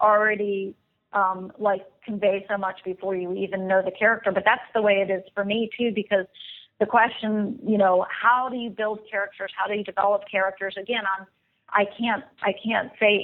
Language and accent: English; the South, United States; growing up in the South